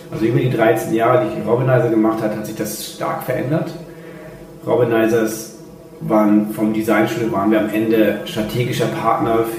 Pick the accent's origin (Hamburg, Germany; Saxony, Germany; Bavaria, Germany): Hamburg, Germany; also born or lived in Rome, Italy; gebürtiger Römer mit österreichischem Pass und lebt schon immer in Deutschland, vor allen Dingen hier in Hamburg.